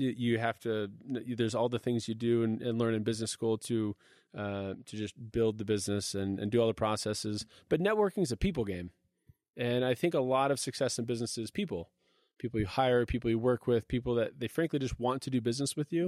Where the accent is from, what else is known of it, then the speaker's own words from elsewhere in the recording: Redmond, Washington, United States; I grew up in Seattle, uh, literally in Redmond, uh, Microsoft country